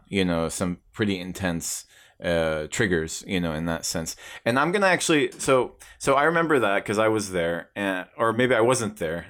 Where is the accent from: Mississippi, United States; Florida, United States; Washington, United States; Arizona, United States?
Arizona, United States; Tucson; born or raised there